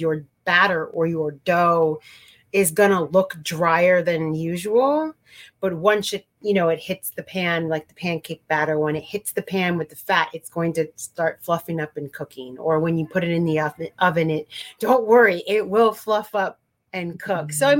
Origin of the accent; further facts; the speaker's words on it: Santa Cruz, California, United States; moved away as an adult; also born or lived in San Francisco, California / Colombia / East Coast; growing up in California in a quote unquote kind of granola town of Santa Cruz